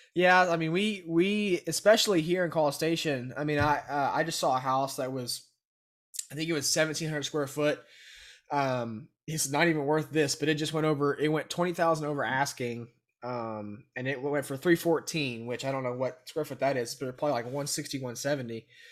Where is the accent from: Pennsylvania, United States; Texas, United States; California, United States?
Texas, United States; Brenham; I was born and raised in Brenham